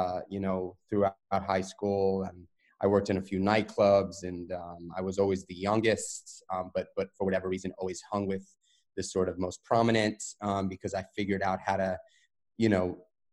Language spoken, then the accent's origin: English; New York City, New York, United States; Raised New York City guy. I grew up in Manhattan in New York